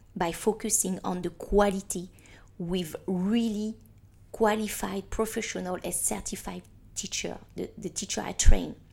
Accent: Paris, Île-de-France, France; now in Hong Kong; I'm from Paris

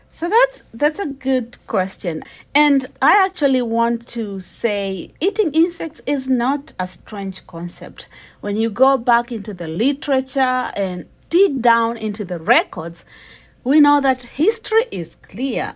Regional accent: Kenya; I'm a Kenyan uh, and we eat ugali

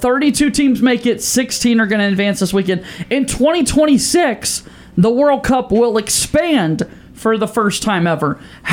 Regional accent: North Carolina, United States; moved away; Charlotte, North Carolina, back in my home state.

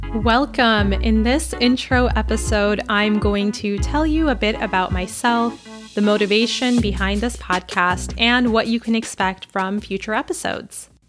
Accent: Chicago, Illinois, United States; I'm a Pakistani American woman born and raised in and around Chicago, which is where I currently live

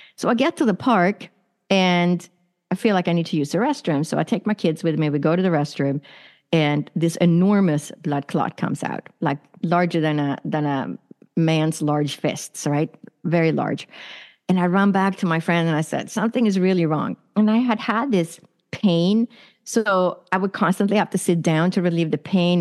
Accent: Sweden; also born or lived in San Francisco, United States; now in Arizona, United States; I was born and raised in Sweden, which is in Northern Europe

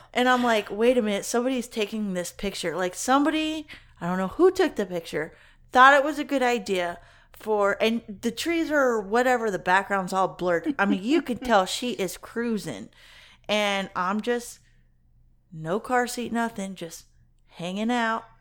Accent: Kentucky, United States; when I was growing up in Kentucky

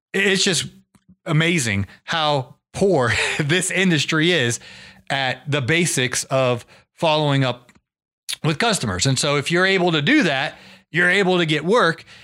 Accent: Ohio, United States; moved away; I'm from Ohio

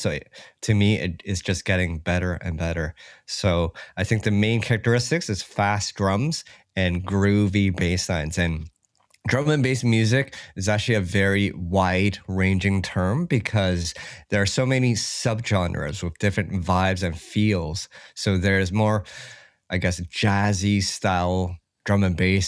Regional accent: Toronto, Ontario, Canada; I grew up in Ca-, Canada, yeah, in Toronto

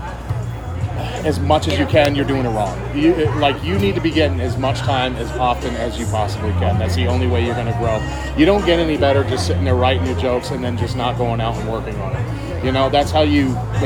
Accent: Boston, Massachusetts, United States; now in Austin, United States; growing up in Boston

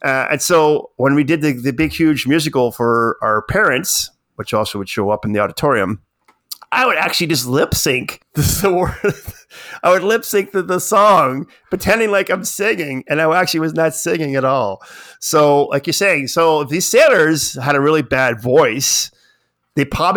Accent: Nova Scotia, Canada; I'm from Nova Scotia, my whole family is all fishermen

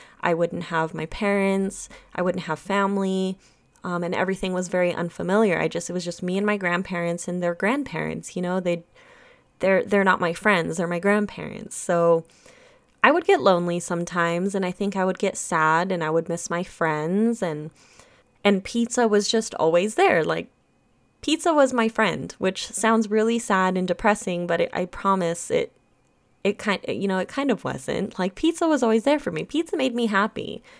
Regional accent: Germany; I'm from Germany and my grandparents live in Germany. My mother's from Germany. I was born in Germany.

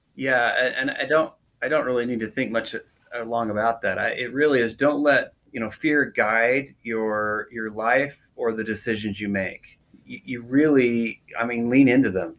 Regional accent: South Salt Lake, Utah, United States; I grew up in, in Utah, right in the Salt Lake, uh, South Salt Lake area

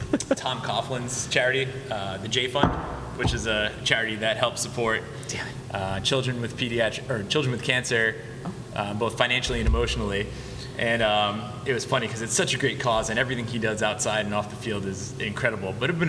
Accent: England, United Kingdom; now in United States; We're born and raised in England, so we're Pats fans all the way.

